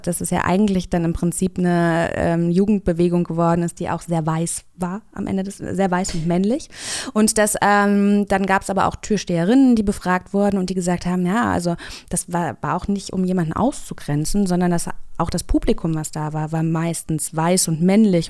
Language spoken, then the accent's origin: German; Kassel, Hesse, Germany; Ich komme auch aus Kassel, auch aus Hessen